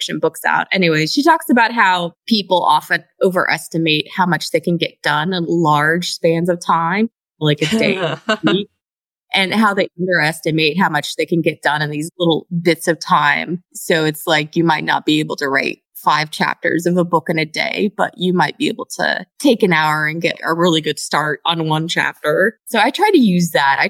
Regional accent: Pacific Northwest, United States; also born or lived in East Coast; now in Houston, United States; I'm originally from the Pacific Northwest, and then I was on the East Coast for about 20 years.

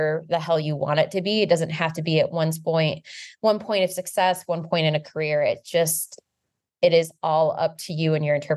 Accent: United States; the way that we grew up in the United States

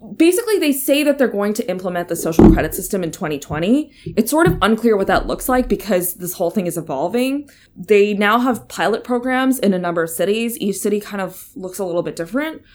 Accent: United States; moved away; I'm American

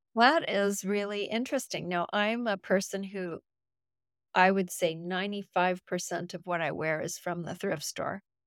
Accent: Canada; I'm from Canada

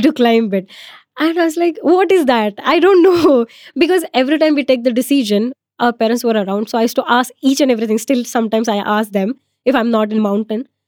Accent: Maharashtra, India; I'm from Maharashtra

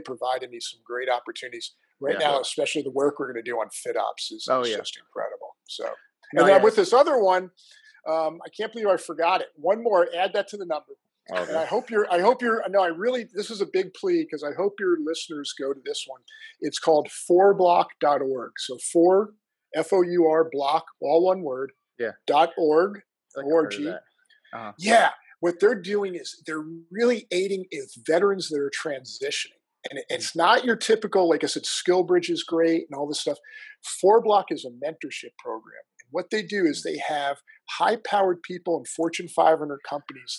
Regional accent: New Jersey, United States; moved away as an adult; I'm from the coolest state in the union. It's this place called New Jersey.

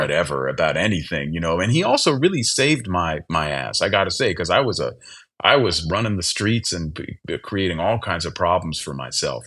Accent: Berkeley, California, United States; where I grew up in the Bay Area

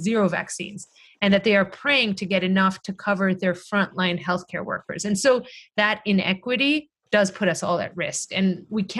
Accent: Greece; moved away; my home country where, you know, I grew up, where my parents live in Greece

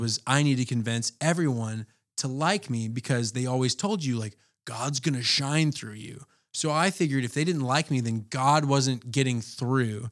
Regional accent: Atlanta, Georgia, United States; moved away as an adult; now in Anchorage, United States; I, uh, born and raised in Atlanta, but I've had ties to Anchorage since two thousand nine

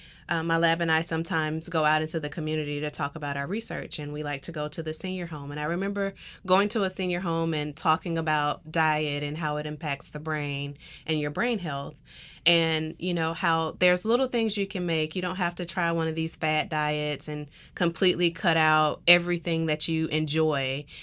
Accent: the South, United States; because I'm from the South. I love the food. I grew up with it.

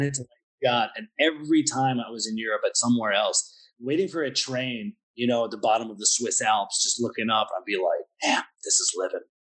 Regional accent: Pennsylvania, United States; moved away as an adult; now in Budapest, Hungary; I'm from the States, so I'm from Pennsylvania

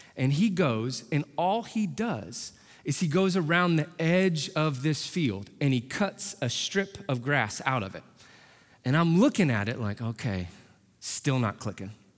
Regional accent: Indianapolis, Indiana, United States; I'm from Indy, born and raised

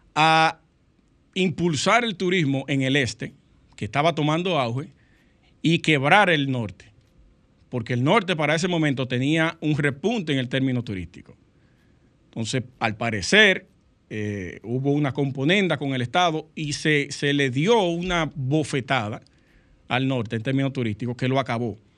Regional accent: Sosúa, Puerto Plata, Dominican Republic; Yo soy de allá de Sosúa, Sosúa, Puerto Plata. Cangrejo está a un par de kilómetros de donde yo nací y me crié

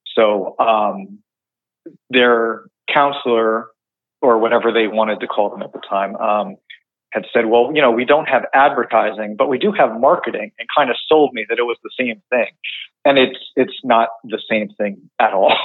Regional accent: West Creek, New Jersey, United States; I am from West Creek, New Jersey, um, by Long Beach Island

